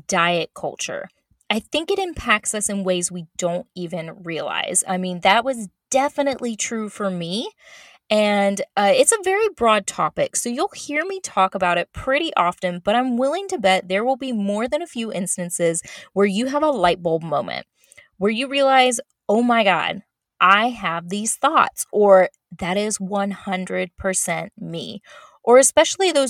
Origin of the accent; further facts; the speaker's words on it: Florida, United States; moved away as an adult; I was born and raised in Florida